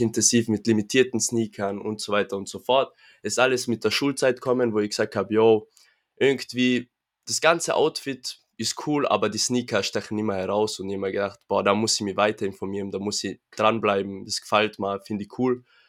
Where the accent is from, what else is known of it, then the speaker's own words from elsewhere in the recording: Innsbruck, Tyrol, Austria; komme aus dem schönen Innsbruck, Tirol